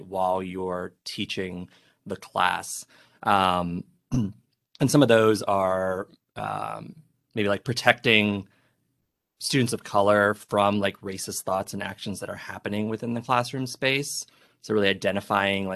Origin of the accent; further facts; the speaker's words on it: Miami, Florida, United States; I grew up in Miami